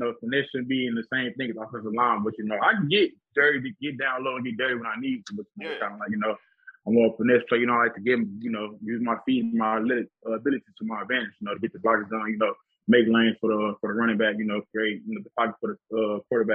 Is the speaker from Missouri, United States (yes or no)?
yes; St. Louis, Missouri, United States; now in Houston, United States; I'm originally from St. Louis, but, you know, I spend, like, a majority of my time in Houston.